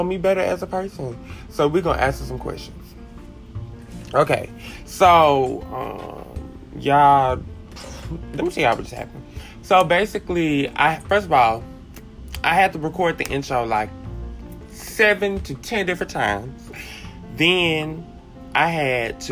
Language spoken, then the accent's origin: English; Columbia, Mississippi, United States; also born or lived in Hattiesburg, Mississippi / Prentiss, Mississippi / Bassfield, Mississippi; I actually grew up in Columbia, Mississippi, in a small community named Blue Springs